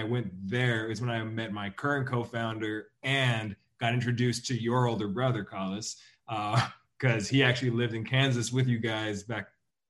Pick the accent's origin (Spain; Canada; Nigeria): Canada; about 3 hours east of Vancouver, British Columbia; also born or lived in China; I was born in Vancouver, grew up about 3 hours east of Vancouver